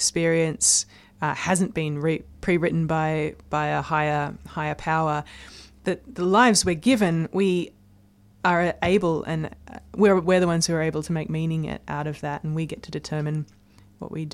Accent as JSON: {"language": "English", "area": "Blue Mountains, near Sydney", "region": "New South Wales", "country": "Australia", "tie": "born or raised there", "said": "I grew up in the Blue Mountains, which is near Sydney"}